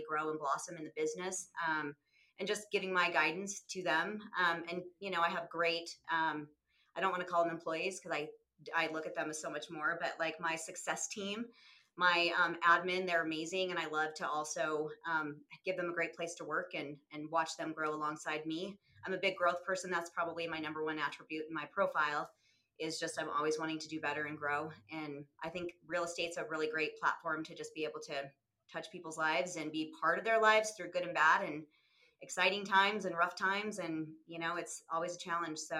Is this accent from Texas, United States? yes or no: no; St. George, Utah, United States; moved away as an adult; also born or lived in Salt Lake City, Utah; I'm from Utah. I was born and raised down in southern Utah, down near Lake St. George, and moved to Salt Lake about 28 years ago.